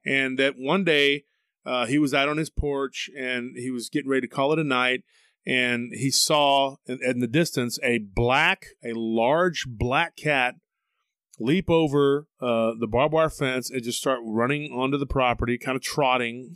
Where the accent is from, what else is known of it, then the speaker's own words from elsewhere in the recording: Taylor, Texas, United States; now in Austin, United States; my hometown of Taylor, Texas was, near the San Gabriel River